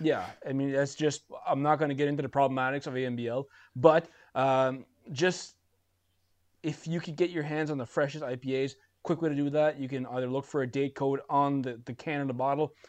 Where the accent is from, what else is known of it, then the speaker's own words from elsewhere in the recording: Bathurst, New Brunswick, Canada; growing up in Bathurst